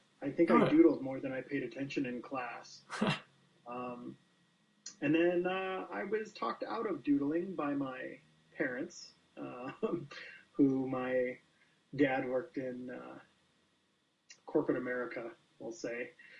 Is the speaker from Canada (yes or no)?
yes; Calgary, Alberta, Canada; I'm from Calgary, Alberta, Canada.